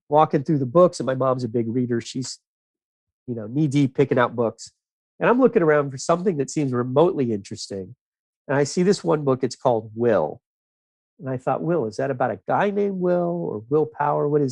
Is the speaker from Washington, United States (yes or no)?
no; South Florida, United States; I grew up in South Florida